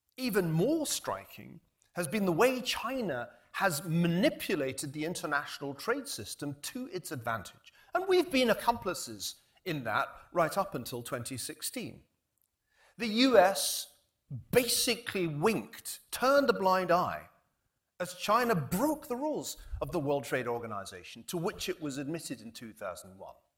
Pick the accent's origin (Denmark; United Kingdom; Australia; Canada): United Kingdom; now in United States; we British, and although I'm now an American citizen, I still have that we British feeling